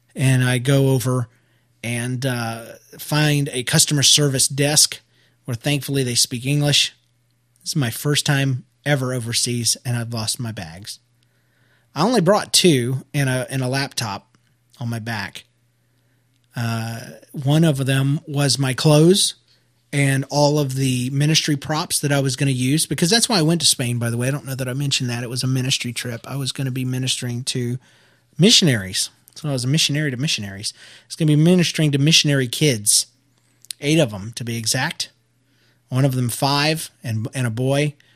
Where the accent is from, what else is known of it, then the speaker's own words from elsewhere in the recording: United States; I'm American